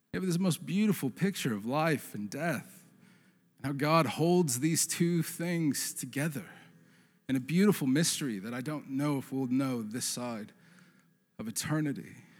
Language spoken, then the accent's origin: English; Portland, Oregon, United States; I grew up in the Portland area.